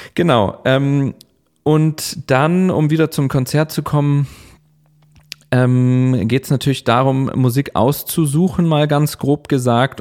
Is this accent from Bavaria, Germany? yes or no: yes; Chiemgau, Bavaria, Germany; moved away as an adult; also born or lived in Linz, Austria / Bremen; in dem Ort, wo ich aufgewachsen bin, im Chiemgau